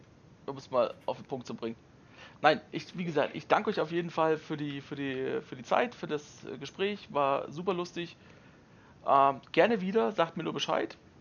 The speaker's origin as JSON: {"language": "German", "country": "Germany", "said": "jetzt kommst du da als Deutscher hin"}